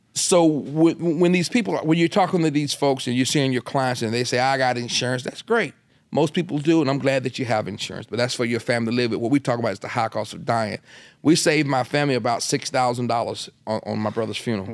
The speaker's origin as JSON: {"language": "English", "region": "Delaware", "country": "United States", "said": "I'm in Delaware. That's my home state"}